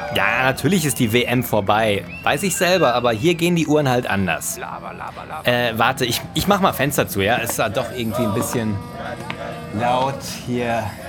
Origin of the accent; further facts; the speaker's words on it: Wenden, North Rhine-Westphalia, Germany; moved away; in meiner alten Heimatgemeinde im Südsauerland